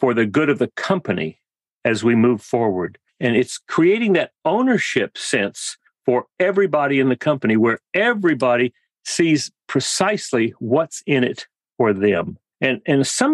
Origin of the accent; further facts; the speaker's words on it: South Texas, United States; also born or lived in Western Massachusetts; now in Laguna Beach, United States; I grew up in South Texas